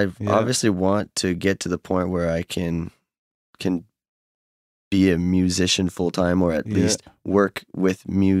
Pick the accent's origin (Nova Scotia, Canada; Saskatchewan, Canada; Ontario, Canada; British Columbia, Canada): Nova Scotia, Canada; Fall River; born or raised there; moved away as an adult; also born or lived in Halifax, Nova Scotia; now in northern New Brunswick, Canada